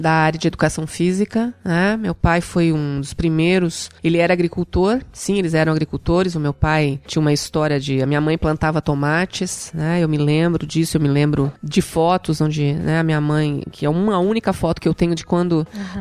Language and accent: Portuguese; Santo Amaro da Imperatriz, Santa Catarina, Brazil; also born or lived in Florianópolis; eu nasci em Florianópolis, na Carmela Dutra, que é uma, uma maternidade aqui, mas nós não somos daqui. Né? Minha mãe veio para cá porque o meu parto realmente foi bastante complicado. Eu sou de Santo Amaro da Imperatriz, da Varginha